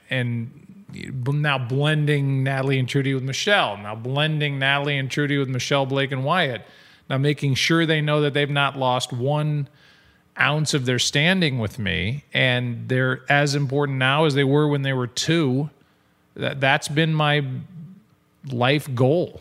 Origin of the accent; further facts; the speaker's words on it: St. Louis, Missouri, United States; as a Saint Louisan and as a Midwesterner